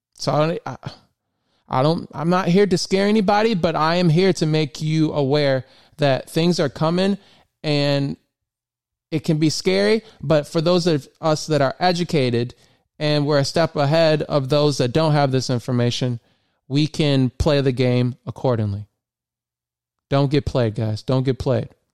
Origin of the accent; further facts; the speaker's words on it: Michigan, United States; moved away as an adult; now in Maryland, United States; I'm originally from Michigan and I moved to Maryland in 2016